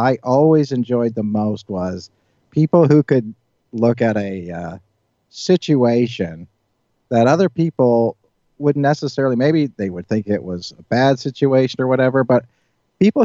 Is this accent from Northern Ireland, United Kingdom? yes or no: yes; Northern Ireland, United Kingdom; when I grew up in Northern Ireland, I mean, this was in the 1970s